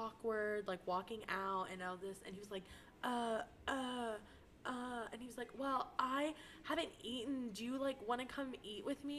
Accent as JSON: {"language": "English", "area": "Austin area", "region": "Texas", "country": "United States", "tie": "born or raised there"}